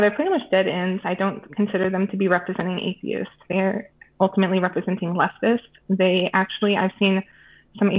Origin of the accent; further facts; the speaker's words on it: United States; moved away as an adult; also born or lived in Minnesota; now in Sweden; I'm an American living abroad in Sweden.